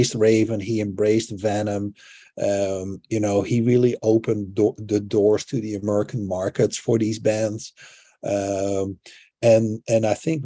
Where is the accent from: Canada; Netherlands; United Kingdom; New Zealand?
Netherlands; growing up in the Netherlands